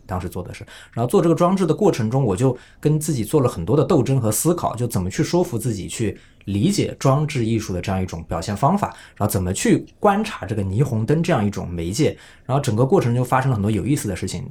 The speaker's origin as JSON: {"language": "Chinese", "town": "Suzhou", "region": "Jiangsu", "country": "China", "tie": "born or raised there", "said": "我这个苏州人"}